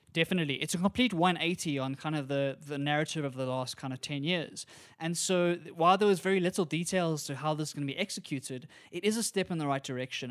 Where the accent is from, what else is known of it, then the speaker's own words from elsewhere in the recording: South Africa; As a South African